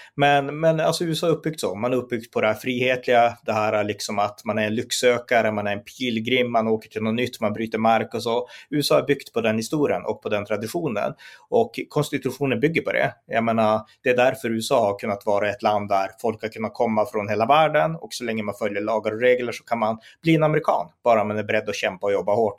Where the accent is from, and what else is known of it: Sweden